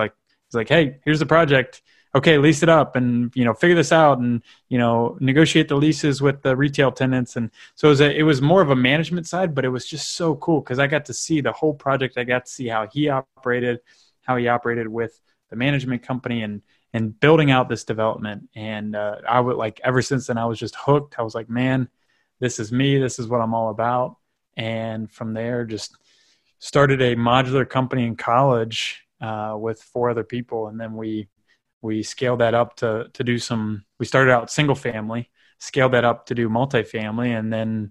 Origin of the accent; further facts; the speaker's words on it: Northern Kentucky, United States; I grew up in Northern Kentucky